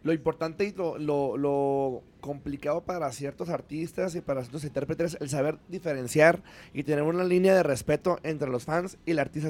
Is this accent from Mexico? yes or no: yes; Mexico; tenemos que estar bien orgullosos de lo que somos y de lo que tenemos como mexicanos